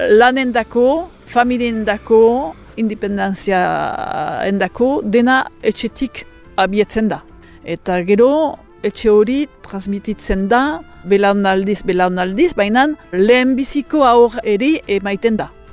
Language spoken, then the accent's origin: Basque; French Basque Country, Nouvelle-Aquitaine, France